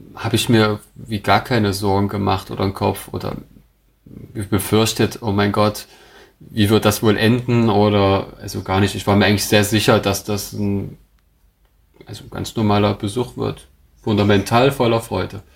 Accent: Dresden, Saxony, Germany; also born or lived in Koblenz; ich bin ja gebürtiger Dresdner

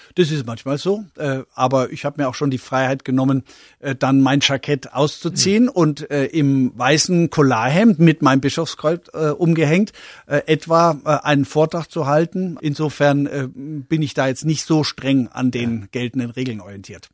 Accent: Coburg, Bavaria, Germany; born or raised there; also born or lived in Memmingen, Swabia

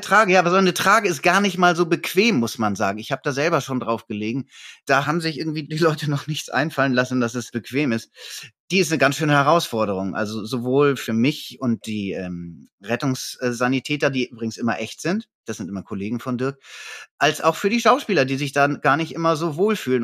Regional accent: Hamburg, Germany; bei uns in Hamburg

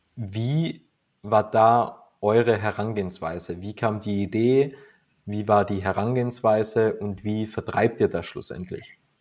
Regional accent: Austria; bei uns in Österreich

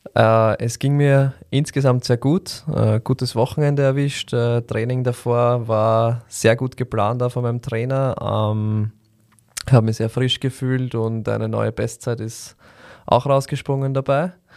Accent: Vienna, Austria; bei uns in Wien

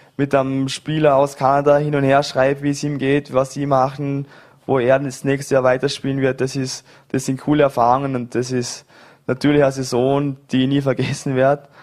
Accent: Vorarlberg, Austria; moved away; Ich bin in Dormingen geboren, äh, habe ewig lang Volleyball gespielt in Vorarlberg, bis ich 18 war

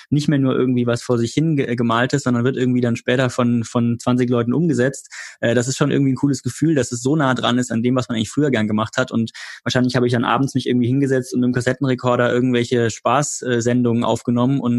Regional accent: Freiburg, Baden-Württemberg, Germany; ich bin witzigerweise dann über meine Heimatstadt Freiburg gefahren

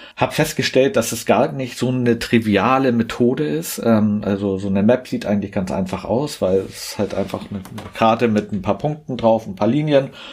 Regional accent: Hamburg, Germany; komme gebürtig aus Hamburg, arbeite dort auch

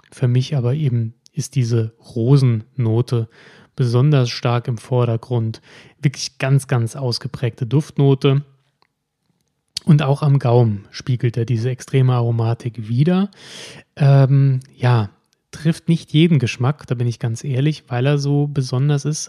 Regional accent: Germany; bei uns in Deutschland

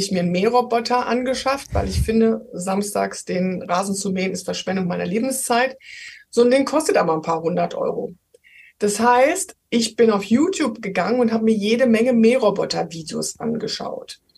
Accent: Rhineland, Germany; Ich war mal zweieinhalb Jahre in Hamburg, aber ich bin Rheinländerin.

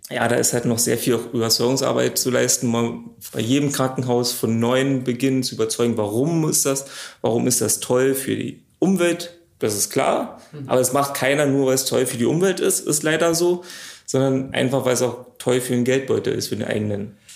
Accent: Brandenburg, Germany; now in Luckenwalde, Germany; komme ursprünglich aus dem Potsdamer Raum und bin jetzt nach Luckenwalde durch den Job hierher gezogen.

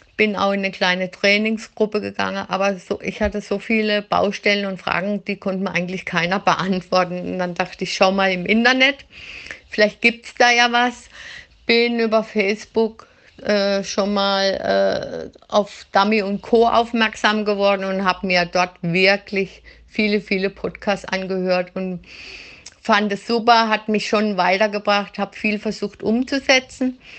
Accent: Black Forest, Baden-Württemberg, Germany; ich habe jetzt ein bisschen Dialekt halt, ich komme aus dem Schwarzwald

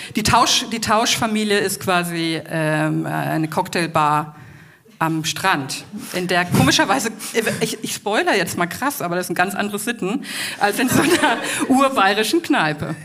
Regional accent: Franconia, Bavaria, Germany; accent: Franconian; mein Fränkisch

